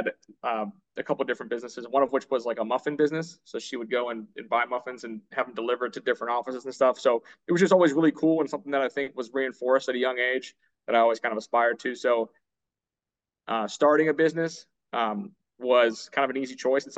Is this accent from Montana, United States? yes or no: no; Youngstown, Ohio, United States; I'm from Youngstown, Ohio, originally.